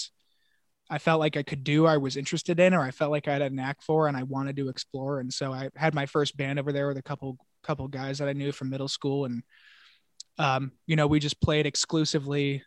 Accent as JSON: {"language": "English", "region": "Northern Virginia", "country": "United States", "tie": "born or raised there", "also_born_or_lived": "Seattle, Washington / Hong Kong", "said": "I spent my formative years out in this area, sort of Northern Virginia, but I spent the first half of my life outside Seattle. So I split my childhood 50-50 on both coasts"}